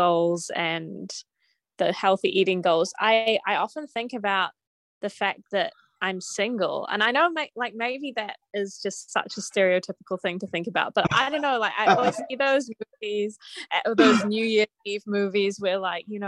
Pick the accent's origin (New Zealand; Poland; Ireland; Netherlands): New Zealand; I'm from New Zealand.